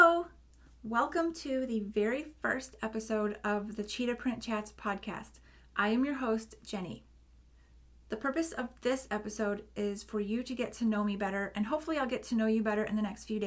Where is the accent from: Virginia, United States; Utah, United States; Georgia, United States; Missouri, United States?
Missouri, United States; St. Louis; I was born in St. Louis, Missouri in 1981